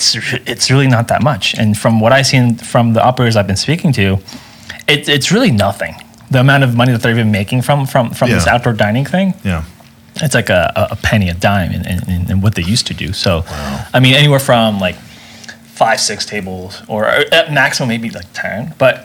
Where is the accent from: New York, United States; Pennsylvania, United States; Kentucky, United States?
New York, United States; New York City; I'm from New York.